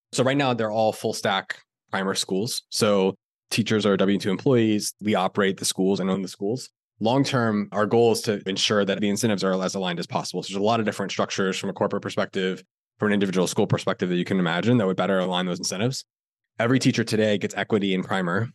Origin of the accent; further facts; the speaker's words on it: Florida, United States; I grew up in Florida